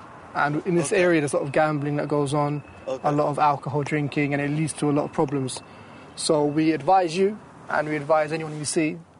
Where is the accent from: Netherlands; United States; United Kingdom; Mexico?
United Kingdom; this is just an island I was born in.